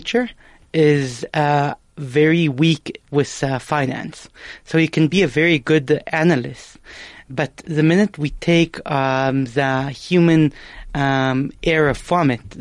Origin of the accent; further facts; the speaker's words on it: Israel; moved away as an adult; now in South Africa; I was born in Israel to South African parents